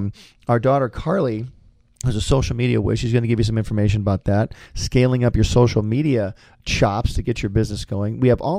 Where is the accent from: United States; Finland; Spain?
United States; Michigan; little did I know when I came to CalArts from Michigan, all I did was hang out with animators for 3 years at school.